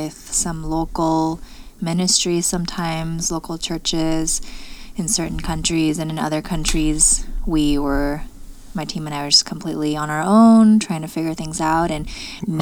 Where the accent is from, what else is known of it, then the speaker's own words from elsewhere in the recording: Los Angeles, California, United States; also born or lived in China; I moved to America when I was 5